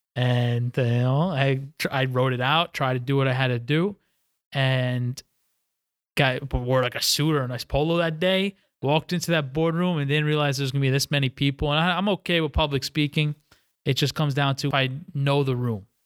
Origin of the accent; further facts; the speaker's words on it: White Plains, New York, United States; moved away as an adult; also born or lived in Stillwater, Oklahoma; born and raised in White Plains, New York, which is about twenty-five minutes outside, uh, Manhattan